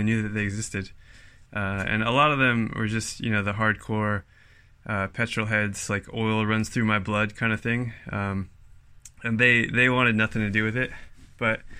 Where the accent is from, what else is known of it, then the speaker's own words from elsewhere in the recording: California, United States; moved away as an adult; now in Wellington, New Zealand; I'm originally from California